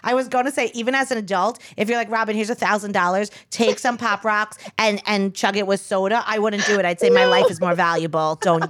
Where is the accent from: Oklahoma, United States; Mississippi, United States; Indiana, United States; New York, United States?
New York, United States; Long Island; I was Long Island